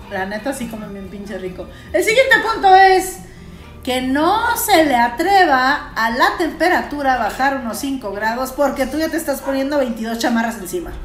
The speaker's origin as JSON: {"language": "Spanish", "country": "Mexico", "said": "Aquí somos mexicanos. Aquí sí somos mexicanos"}